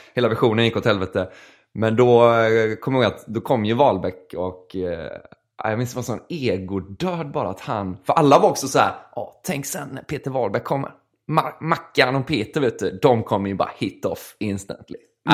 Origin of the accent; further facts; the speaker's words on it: Gothenburg, Västra Götaland, Sweden; also born or lived in Kalmar; jag var hemma i Göteborg